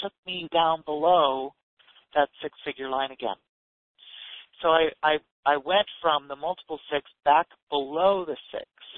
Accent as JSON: {"language": "English", "region": "Ontario", "country": "Canada", "tie": "born or raised there", "moved": "as an adult", "lives_now": "United States", "said": "I grew up in Canada and in Ontario"}